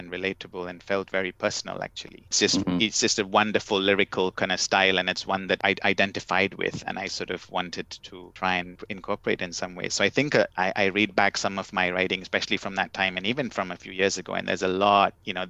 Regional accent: Kerala, India; first language English; now in Amsterdam, Netherlands; both my wife and I, we speak Malayalam and we understand it, but we didn't sort of learn it in school the way we did English. And so in a way, our first language is actually English

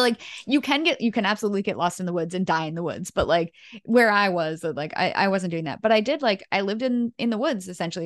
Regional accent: New England, United States; growing up in New England for me there were no wolves

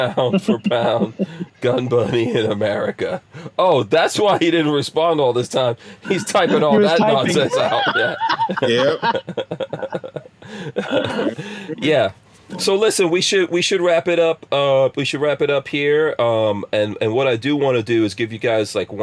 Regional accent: New York, United States; now in Florida, United States; growing up in New York

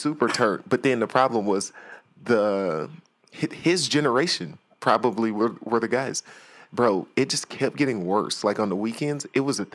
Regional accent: Houston, Texas, United States; I'm from Houston.

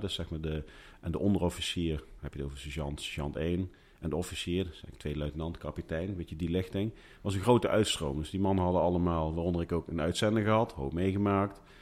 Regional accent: Groesbeek, Gelderland, Netherlands; ik kom uit Groesbeek

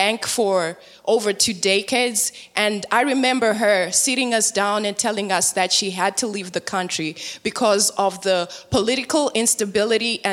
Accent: Zimbabwe; moved away; born and raised in Zimbabwe, Africa

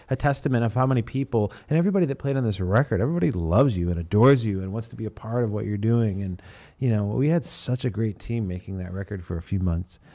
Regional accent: Chicago, Illinois, United States; I'm from Chicago

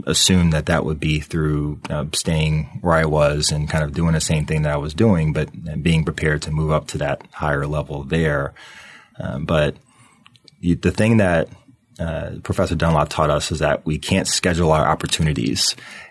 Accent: Lynchburg, Virginia, United States; also born or lived in Boston, Massachusetts / Charlottesville, Virginia; my story goes back to Lynchburg, Virginia, where I basically grew up. I was born in Boston, but I moved to Virginia when I was 2 years old

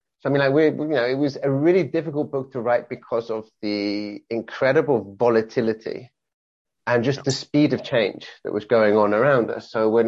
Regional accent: England, United Kingdom; also born or lived in Wales; now in Barcelona, Spain; I am I'm British, born and bred, born in Wales, brought up in England of English parents. But I've been in Barcelona for the last 21 years.

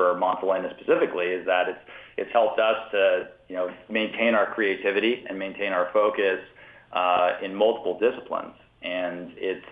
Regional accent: Virginia, United States; moved away as an adult; also born or lived in Napa Valley, California; I'm from Virginia originally, grew up there

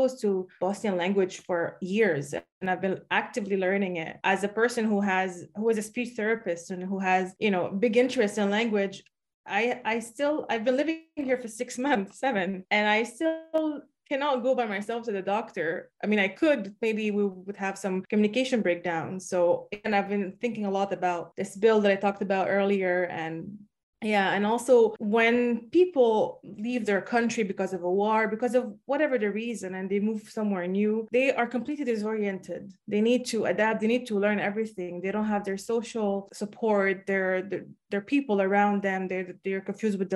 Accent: Montreal, Quebec, Canada; I was born in Montreal, in Quebec, and I'm pretty privileged to be born there

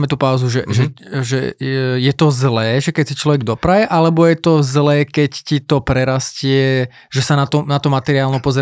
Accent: Brnovce, near Trnava, Trnava Region, Slovakia; Ja som z Brnoviec

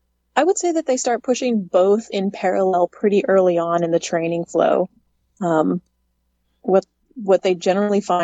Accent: Alaska, United States; moved away as an adult; now in Houston, United States; growing up in Alaska

